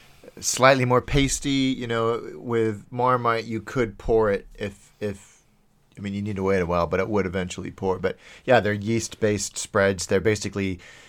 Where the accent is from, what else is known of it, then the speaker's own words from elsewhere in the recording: Hong Kong; And that was the great thing, again, about growing up in Hong Kong, is because the grocery stores had to cater to so many different cultures.